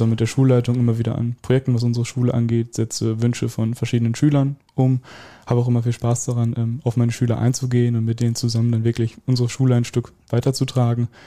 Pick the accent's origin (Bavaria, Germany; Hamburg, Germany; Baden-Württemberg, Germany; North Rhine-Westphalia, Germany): North Rhine-Westphalia, Germany; Welver